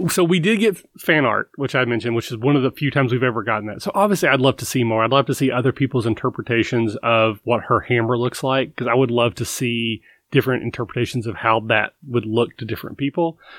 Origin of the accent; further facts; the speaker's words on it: Kentucky, United States; I'm from Kentucky